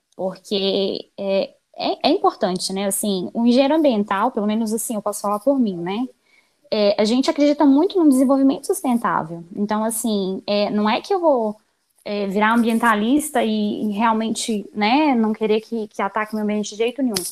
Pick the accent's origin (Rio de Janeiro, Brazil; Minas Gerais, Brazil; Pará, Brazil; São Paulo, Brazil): Minas Gerais, Brazil; Belo Horizonte; eu nasci e moro atualmente em BH. Eu sou mineirinha, uai.